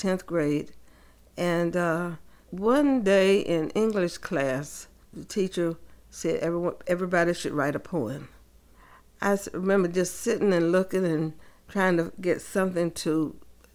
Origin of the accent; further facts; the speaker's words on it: Rocky Mount, North Carolina, United States; now in Raleigh, United States; I grew up in Rocky Mount, North Carolina